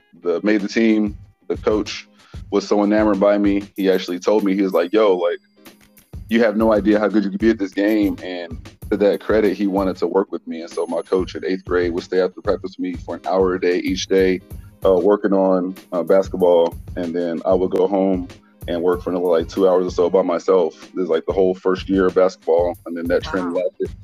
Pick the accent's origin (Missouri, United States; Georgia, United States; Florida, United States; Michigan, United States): Missouri, United States; Kansas City; also born or lived in Houston, Texas; my story starts back in Kansas City, Missouri